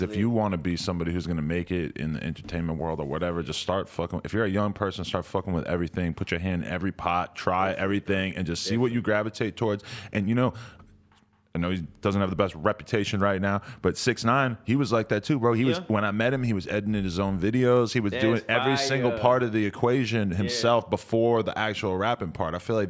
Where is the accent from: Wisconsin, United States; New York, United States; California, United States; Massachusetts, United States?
Massachusetts, United States; I'm from East Coast, outside Boston.